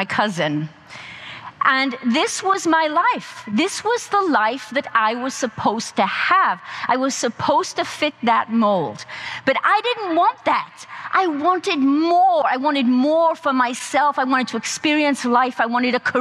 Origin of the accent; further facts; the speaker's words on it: South Wales, United Kingdom; I grew up on a small farm in South Wales.